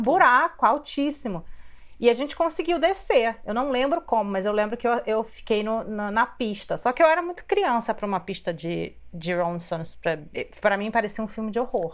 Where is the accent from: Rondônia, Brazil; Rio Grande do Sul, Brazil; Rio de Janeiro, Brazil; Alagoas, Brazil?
Rio de Janeiro, Brazil; Eu também sou do Rio